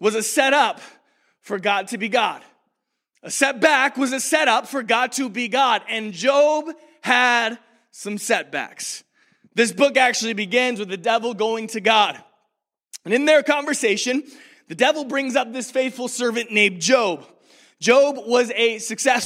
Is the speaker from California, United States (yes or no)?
no; Rockford, Illinois, United States; also born or lived in Lynchburg, Virginia; to Rockford, Illinois, where I grew up.